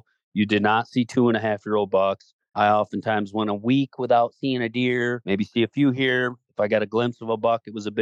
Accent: Zeeland, Michigan, United States; moved away as an adult; also born or lived in Traverse City, Michigan; now in Iowa, United States; I'm from Zeeland, Michigan, Holland, Michigan, Grand Rapids area, so Southwest Michigan.

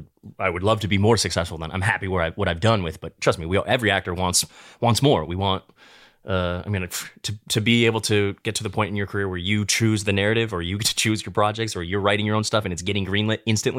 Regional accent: Midwest, United States; now in Los Angeles, United States; when I was younger, growing up in the Midwest, I'd be married with a kid, a white picket fence, by 30, for sure.

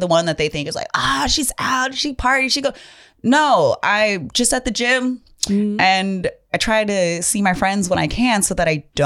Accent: Hawaii, United States; I'm Hawaiian.

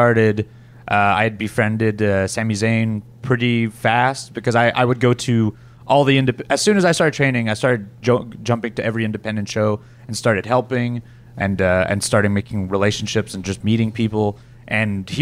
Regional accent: Ottawa, Ontario, Canada; I feel like there's a pride of my own city and my own wrestling organization. We've really built our own area in the Ottawa scene

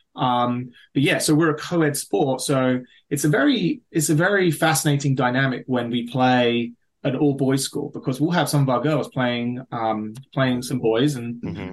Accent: London, United Kingdom; moved away as an adult; now in Maryland, United States; I grew up in the London area.

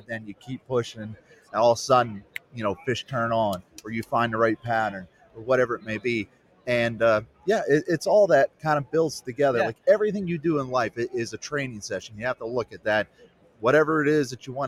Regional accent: United States; I grew up on the Chesapeake Bay

